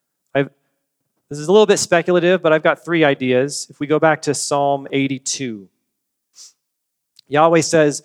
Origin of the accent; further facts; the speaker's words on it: United States; We are Americans. I like being an American. I've always enjoyed being a citizen of this country